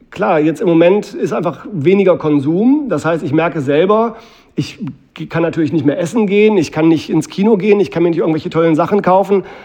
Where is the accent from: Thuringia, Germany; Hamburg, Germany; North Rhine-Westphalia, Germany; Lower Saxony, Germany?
North Rhine-Westphalia, Germany; Mülheim an der Ruhr; in meiner Heimatstadt Mülheim